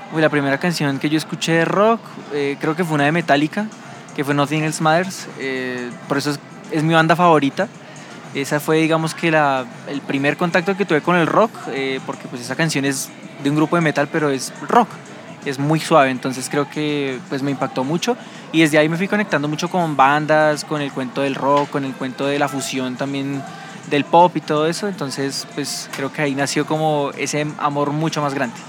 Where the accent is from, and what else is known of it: Colombia